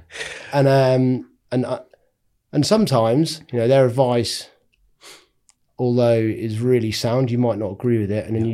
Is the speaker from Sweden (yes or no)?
no; North Norfolk, East of England, United Kingdom; I'm from Norfolk. Um, had a really good childhood living in North Norfolk